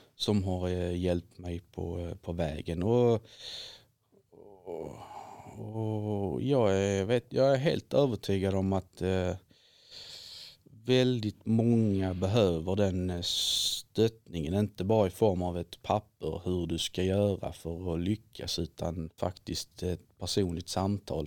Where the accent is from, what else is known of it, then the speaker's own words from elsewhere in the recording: Viken, Skåne, Sweden; also born or lived in Helsingborg; now in Glumslöv, Sweden; jag är uppväxt i Viken utanför Helsingborg